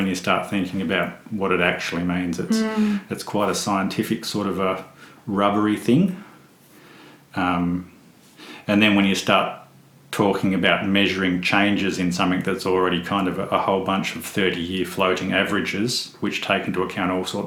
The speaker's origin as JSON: {"language": "English", "area": "Western Tiers", "region": "Northern Tasmania", "country": "Australia", "tie": "born or raised there", "said": "I grew up in the Western Tiers."}